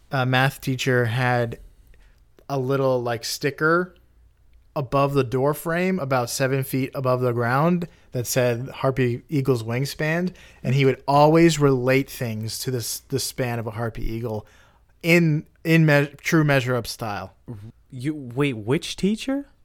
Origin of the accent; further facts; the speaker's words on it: Florida, United States; I'm like being from Florida, the, the whole the whole state is a canal